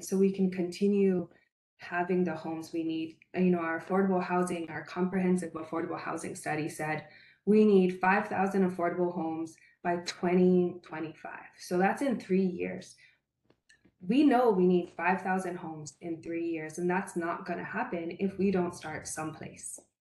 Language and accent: English; Paia, Hawaii, United States; also born or lived in Makawao, Hawaii; I'm born and raised in Paia, and now I live in Makua with my husband and my four children.